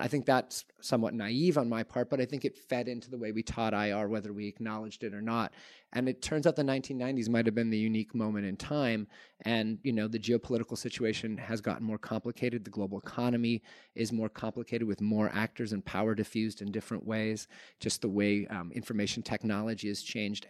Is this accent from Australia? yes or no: no; Canada; I grew up in Canada in nineteen nineties